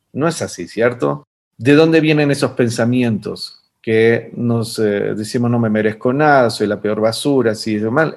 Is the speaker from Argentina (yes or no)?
yes; Argentina; moved away; en mi país, eh, en Argentina, de donde vengo, que en realidad ya me fui hace mucho tiempo atrás